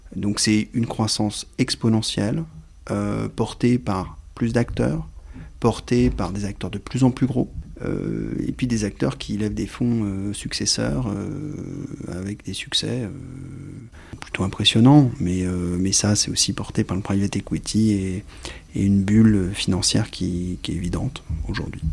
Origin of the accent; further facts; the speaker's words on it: France; j'ai un nom, une consonance, euh, d'origine italienne, mais je suis français